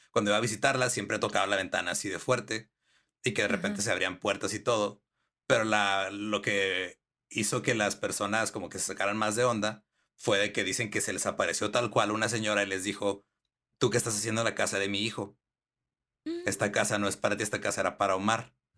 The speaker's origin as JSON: {"language": "Spanish", "region": "northern Mexico", "country": "Mexico", "said": "acá como estamos pegados a los gringos"}